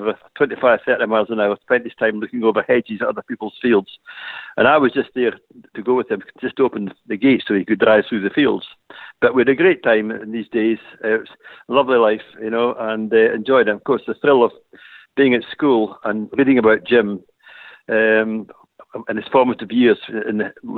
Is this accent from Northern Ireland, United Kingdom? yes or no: no; Duns, Scotland, United Kingdom; also born or lived in Perthshire; I was born in Duns, and I still live in the farmhouse